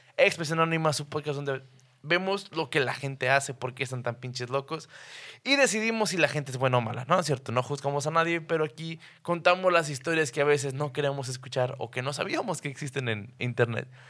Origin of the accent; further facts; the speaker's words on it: Torreón, Coahuila, Mexico; somos de Torreón, es un pinche desierto